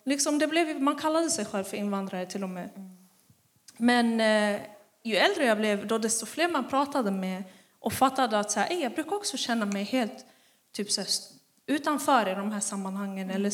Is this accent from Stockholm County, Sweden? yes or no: yes; Stockholm, Stockholm County, Sweden; Vet de inte att jag är från Husby?